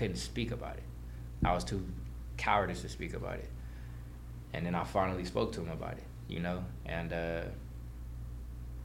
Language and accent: English; Los Angeles, California, United States; also born or lived in Valencia, California / Lancaster, California; I'm from Van Nuys, you feel me, like, and was raised out there